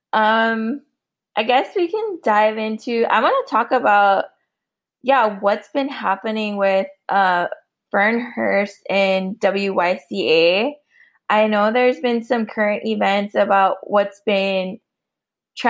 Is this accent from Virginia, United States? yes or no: no; Oahu, Hawaii, United States; now in Dallas, United States; I come from Papakule Oahu, and I'm now residing in Kikapu and Wichita land, or better known as Dallas, Texas